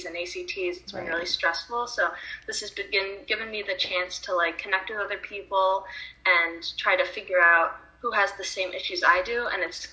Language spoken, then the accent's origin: English; Rochester, New York, United States; I'm from Rochester, New York, and I'm going to be a junior